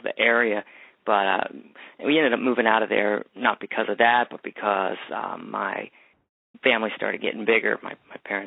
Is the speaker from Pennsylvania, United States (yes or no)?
yes; Bethel Park, Pennsylvania, United States; I grew up in the suburbs outside of Pittsburgh.